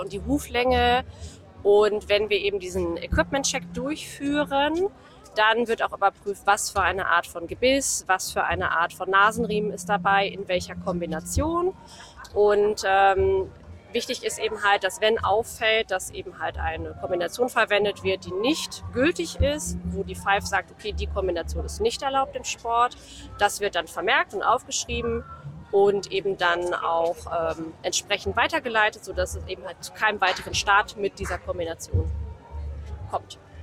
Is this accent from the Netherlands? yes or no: yes; Netherlands; ich komme aus Holland